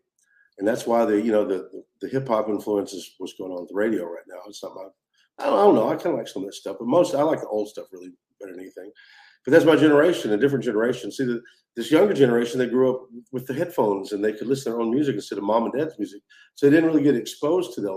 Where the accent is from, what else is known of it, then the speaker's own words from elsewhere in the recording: Chandler, Texas, United States; now in Nashville, United States; I grew up in Chandler, Texas